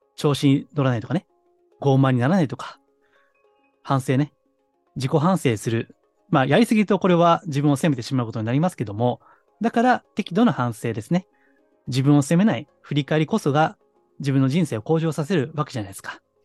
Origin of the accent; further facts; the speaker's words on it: Kansai, Japan; 私はあの、関西の出身ですからね